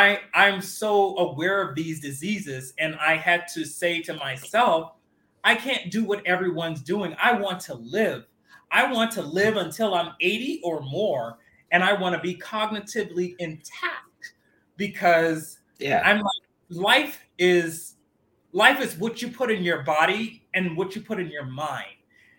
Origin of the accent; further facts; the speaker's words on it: Miami, Florida, United States; I'm from Miami, and that's part of the culture down there